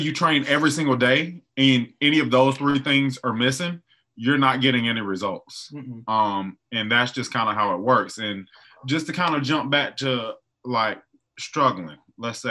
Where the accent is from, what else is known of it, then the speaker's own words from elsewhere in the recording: the South, United States; I'm from the South.